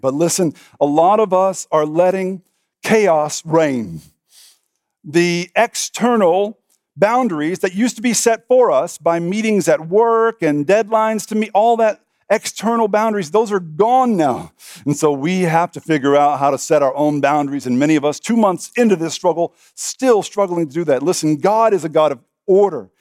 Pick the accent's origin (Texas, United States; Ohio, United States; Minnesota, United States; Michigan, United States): Texas, United States; I'm a Texan